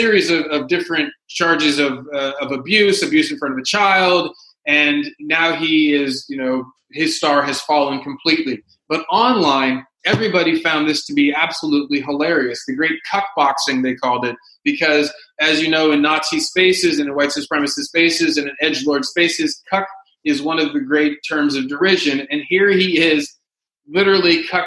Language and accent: English; the South, United States; now in Los Angeles, United States; I grew up in the South.